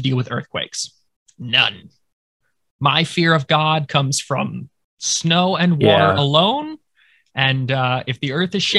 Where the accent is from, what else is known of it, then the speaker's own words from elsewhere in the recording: New England, United States; I was born and raised in New England. And as someone born and raised in New England